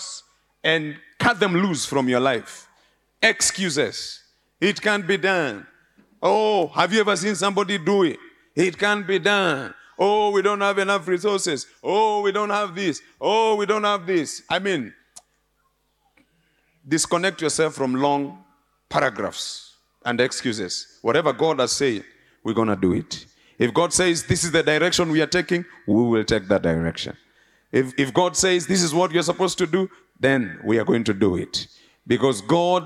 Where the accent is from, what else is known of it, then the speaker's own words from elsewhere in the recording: Nairobi, Kenya; I was born and bred in Nairobi in an area called Muthurwa.